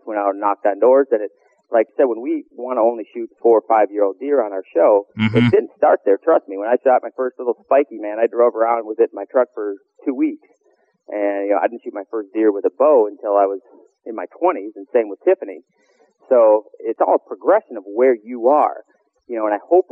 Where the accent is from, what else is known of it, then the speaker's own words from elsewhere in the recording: northern Minnesota, United States; I grew up in Minnesota